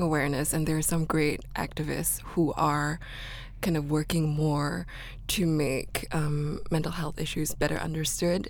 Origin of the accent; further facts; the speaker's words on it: Singapore; I grew up in Singapore. I'm from Singapore